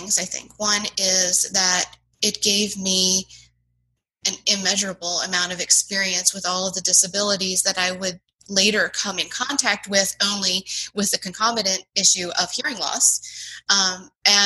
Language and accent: English; Gettysburg, Pennsylvania, United States; moved away as an adult; also born or lived in South Carolina; now in Charlottesville, United States; I grew up in Gettysburg, Pennsylvania